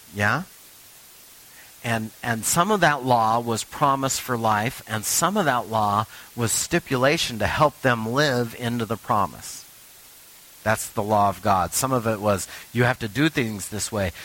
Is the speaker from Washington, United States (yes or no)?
yes; Richland, Washington, United States; moved away; I'm from the Tri Cities